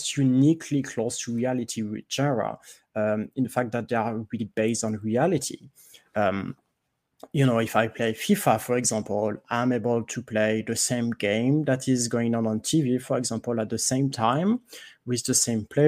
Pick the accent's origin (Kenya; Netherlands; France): France; accent: French; English is a second language; I'm French, if you cannot tell from my accent.